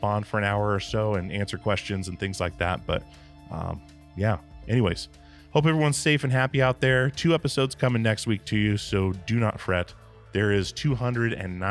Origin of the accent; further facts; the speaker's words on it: Alaska, United States; I grew up in Alaska